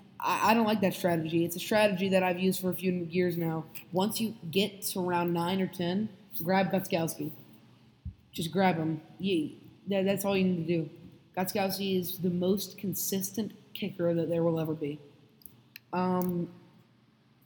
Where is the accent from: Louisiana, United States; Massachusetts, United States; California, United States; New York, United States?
Louisiana, United States; New Orleans; I'm from New Orleans, I'm a Saints fan